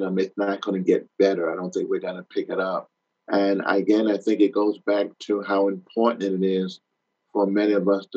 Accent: New York, United States; as a small kid, I grew up in New York.

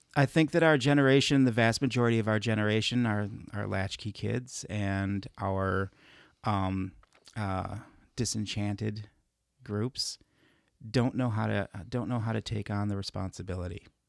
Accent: Chicago, Illinois, United States; moved away; growing up in Chicago

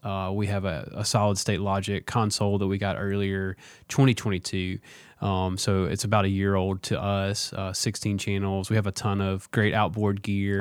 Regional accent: Vancleave, Mississippi, United States; moved away; also born or lived in Jackson, Mississippi; I grew up in Van Cleve, which is the country

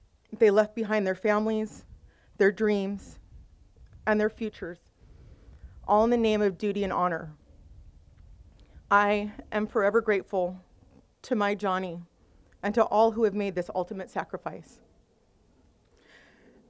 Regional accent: Simi Valley, California, United States; I grew up right here in Simi Valley and graduated from Simi High in 1995

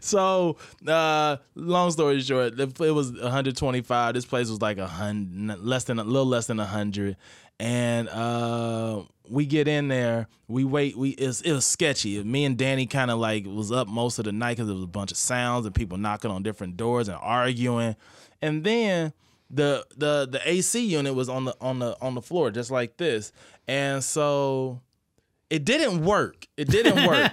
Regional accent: Midwest, United States; moved away as an adult; I grew up in the Midwest

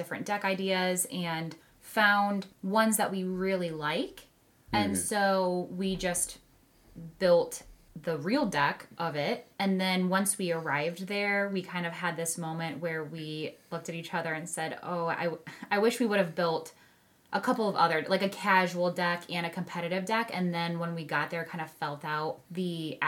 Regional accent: Midwest, United States; we're from the Midwest

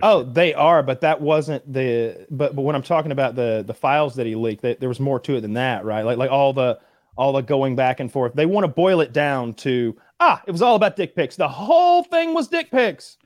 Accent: the South, United States; I'm from the South

